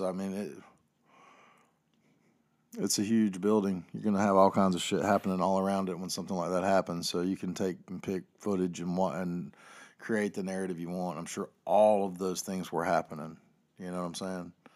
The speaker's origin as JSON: {"language": "English", "town": "Chapel Hill", "region": "North Carolina", "country": "United States", "said": "I don't live in Chapel Hill anymore, but I'm from Chapel Hill"}